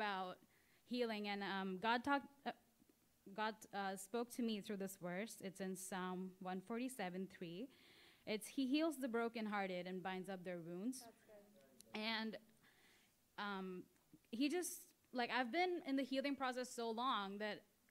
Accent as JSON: {"language": "English", "country": "India", "moved": "as an adult", "said": "I'm literally like from India, I'm here on like student visa"}